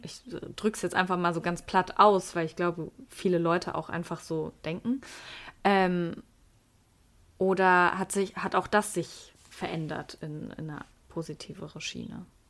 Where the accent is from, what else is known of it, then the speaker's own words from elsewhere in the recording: Wuppertal, North Rhine-Westphalia, Germany; ich komme aus Wuppertal